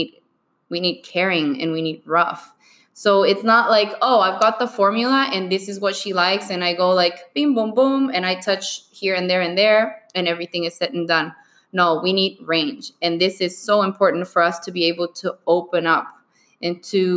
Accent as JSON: {"language": "English", "country": "Bolivia", "tie": "born or raised there", "moved": "yes", "said": "I was born and raised in Bolivia."}